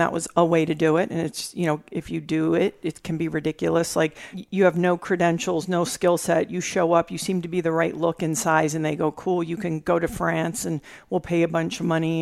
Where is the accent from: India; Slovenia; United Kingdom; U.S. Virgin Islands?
U.S. Virgin Islands; moved away; also born or lived in California; I was raised in the Caribbean, mm-hmm. in the mm-hmm. Virgin Islands